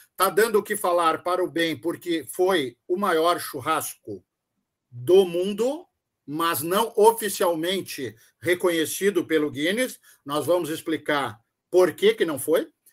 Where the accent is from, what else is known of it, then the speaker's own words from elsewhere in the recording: Rio Grande do Sul, Brazil; nós somos gaúchos, mas não somos todos iguais